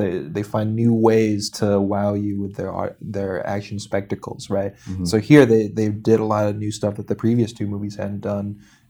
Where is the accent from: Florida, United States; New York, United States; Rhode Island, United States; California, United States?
New York, United States; New York City; Yeah, it doesn't matter, but it's funny as a New Yorker